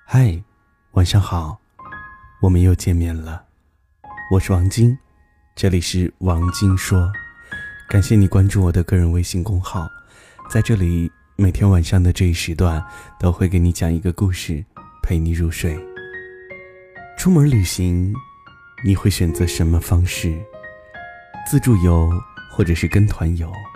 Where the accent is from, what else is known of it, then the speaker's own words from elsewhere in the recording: Xinjiang, China; 我在新疆，等你来看看我的家乡